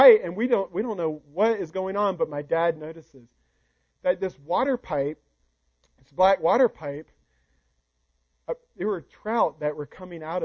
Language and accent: English; South Carolina, United States; moved away; I'm from South Carolina, so one of our favorite places was to go up to North Carolina to the fish hatchery that was there. We lived in the foothills of South Carolina